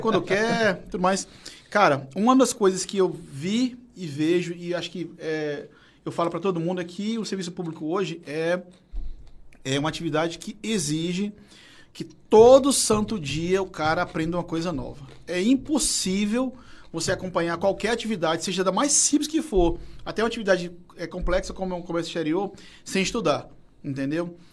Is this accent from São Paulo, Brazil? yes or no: no; Fortaleza, Ceará, Brazil; eu sou da Messejana